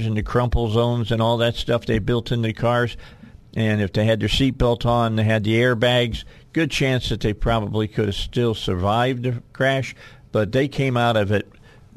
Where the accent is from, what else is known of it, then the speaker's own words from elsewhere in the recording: Indiana, United States; I'm from Indiana